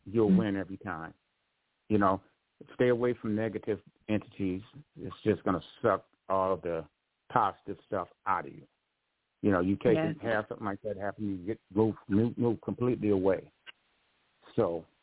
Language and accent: English; Grand Rapids, Michigan, United States; also born or lived in Detroit, Michigan; when I was staying in my hometown in Grand Rapids